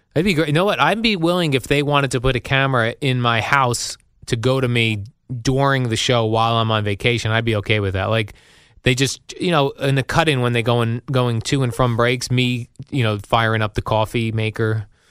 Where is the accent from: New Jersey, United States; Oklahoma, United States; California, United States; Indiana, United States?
New Jersey, United States; We're both from the New Jersey area, spent most of our lives here